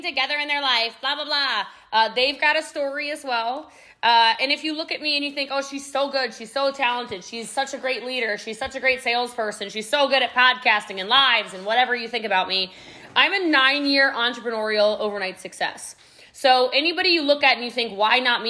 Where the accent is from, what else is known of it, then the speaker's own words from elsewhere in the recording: Middletown, Maryland, United States; now in Frisco, United States; I am from Middletown, Maryland, y'all. Okay. I live in Texas now. I live in Frisco, Texas